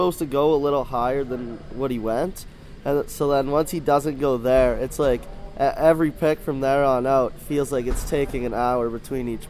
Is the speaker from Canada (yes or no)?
yes; Lloydminster, Canada; We were always Oilers fans growing up, because growing up in Lloydminster, they were the closest team to us